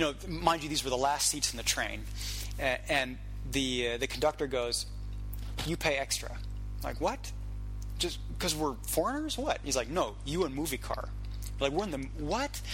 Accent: Munich, Bavaria, Germany; also born or lived in West Coast, United States; now in Prague, Czech Republic; I grew up in Munich, so I um, do very well with Southern dialects

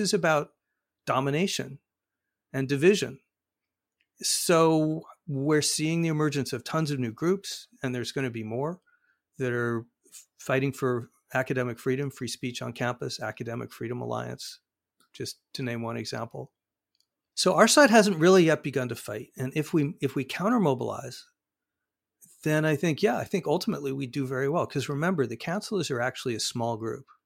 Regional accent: Arizona, United States; Arizona, my home state

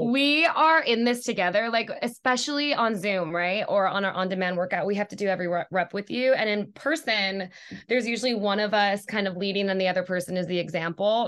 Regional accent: Hawaii, United States; moved away as an adult; also born or lived in New York; now in Los Angeles, United States; I was born and raised in Hawaii

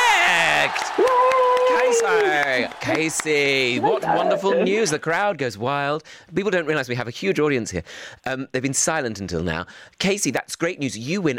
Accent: Bromley, London, United Kingdom; where I went to school in Bromley.

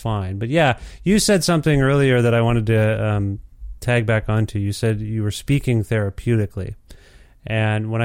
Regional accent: Ontario, Canada; I told you I'm from Alberta, Edmonton, but I'm from Ontario

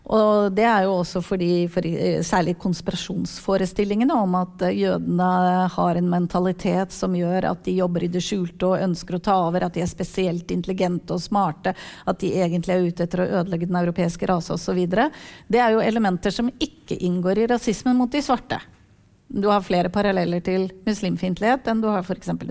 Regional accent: Turkey; Norwegian is a second language; now in Norway; Jeg er fra Tyrkia

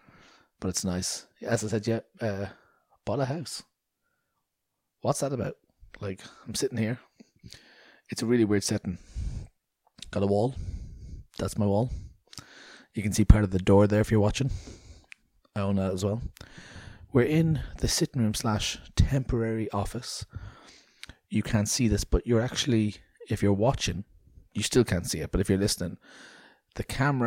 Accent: Ireland; we're a bit of the crack

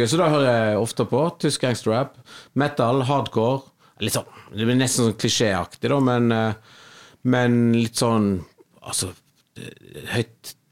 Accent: Kvinnherad, Vestland, Norway; De siste somrene så når jeg har vært hjemme i Kvinnherad, {S2} mm. {S0} som jeg og, og samboeren min er fra

